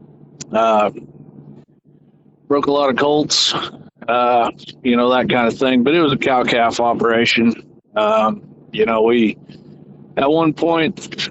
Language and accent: English; Gordon, Nebraska, United States; now in Camden, United States; I grew up in northwest Nebraska in the Sand Hills, a little town called Gordon